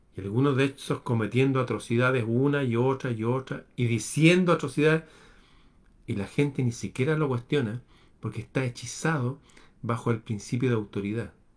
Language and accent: Spanish; Chile; en mi país